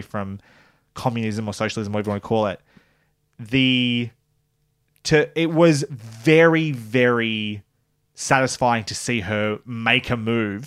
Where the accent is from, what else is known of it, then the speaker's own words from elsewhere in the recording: Australia; as an Australian